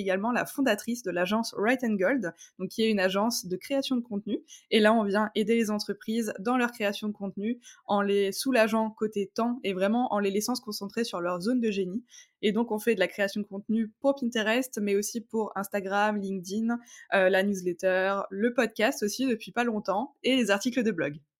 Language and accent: French; Strasbourg, Grand Est, France; j'ai 28 ans. Je viens de Strasbourg